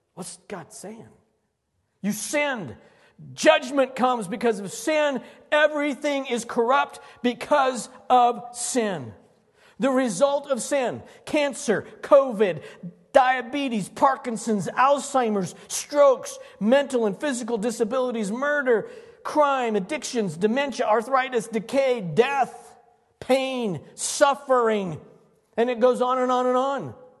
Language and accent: English; Longmont, Colorado, United States; when Emily and I were growing up in Longmont